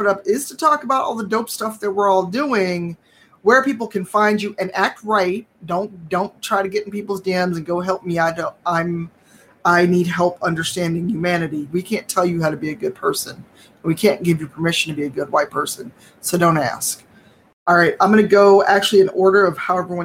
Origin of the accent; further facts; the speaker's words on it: Chicago, Illinois, United States; I'm born and raised in City Chicago